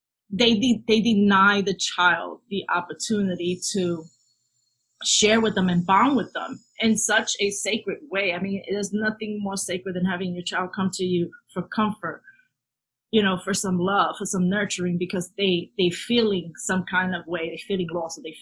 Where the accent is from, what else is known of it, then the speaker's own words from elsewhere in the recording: New York City, New York, United States; moved away as an adult; now in Florida, United States; growing up in the South Bronx, definitely had a sense of community